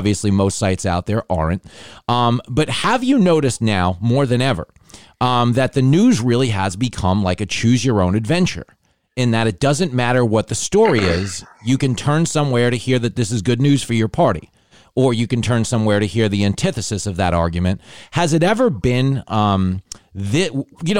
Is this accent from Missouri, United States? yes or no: no; New York, United States; accent: mook accent; as a New Yorker